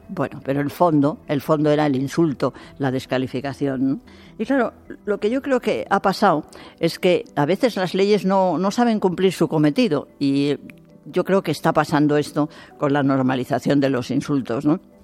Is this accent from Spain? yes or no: yes; Spain; esta sociedad nuestra española